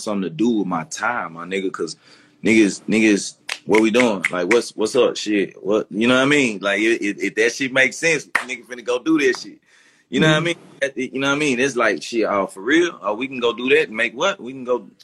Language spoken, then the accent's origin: English; Memphis, Tennessee, United States; I came from South Memphis. So I grew up playing clarinet, but I'm still in the streets of Memphis